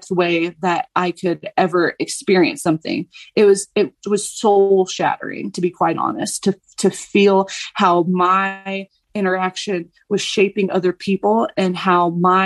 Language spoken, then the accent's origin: English; the South, United States; I'm from the South